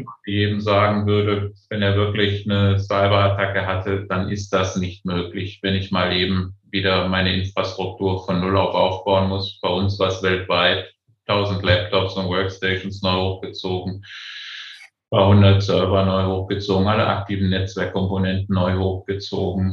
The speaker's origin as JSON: {"language": "German", "town": "Aachen", "region": "North Rhine-Westphalia", "country": "Germany", "tie": "born or raised there", "said": "ich bin Aachener, aber meine Eltern kommen aus allen Teilen der, Deut der Republik, aus dem Osten und aus Westfalen."}